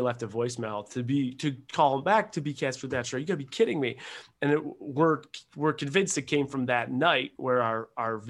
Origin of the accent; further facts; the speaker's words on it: Buffalo, New York, United States; moved away as an adult; also born or lived in Rochester, New York / Seattle, Washington; I was born in Buffalo, New York, and I was uh, I played soccer in college, played hockey growing up